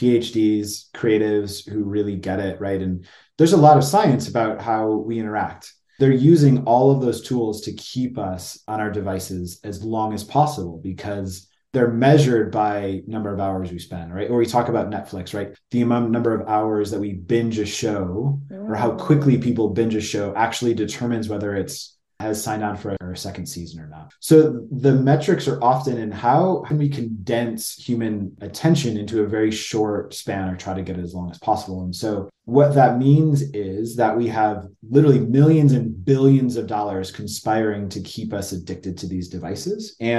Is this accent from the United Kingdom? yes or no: no; Detroit, Michigan, United States; now in Denver, United States; I grew up just outside Detroit in Michigan, good Midwestern guy